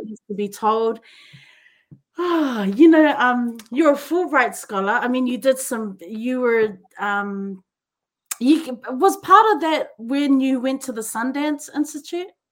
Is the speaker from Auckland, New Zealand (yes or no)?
yes; Auckland, New Zealand; growing up in New Zealand and Auckland, you know, we had we, the church was our village